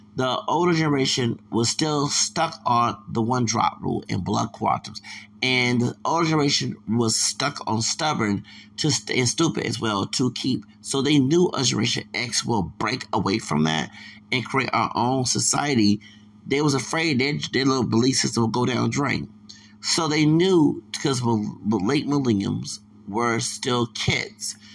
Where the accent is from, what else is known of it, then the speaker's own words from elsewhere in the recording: the South, United States; I'm from the South